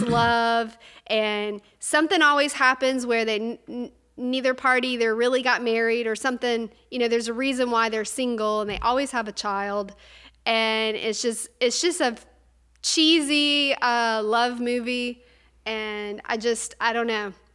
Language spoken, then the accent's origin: English; North Louisiana, United States; I'm from North Louisiana